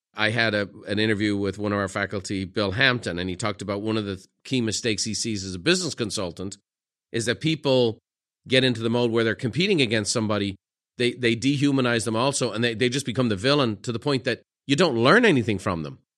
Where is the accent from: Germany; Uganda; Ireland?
Ireland; me being Irish